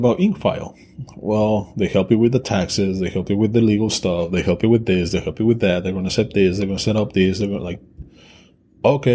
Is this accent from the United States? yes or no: no; Mexico; English is a second language; I'm Mexican. English is my second language.